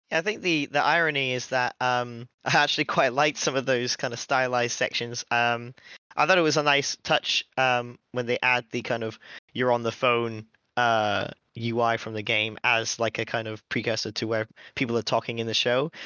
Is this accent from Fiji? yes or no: no; United Kingdom; we're British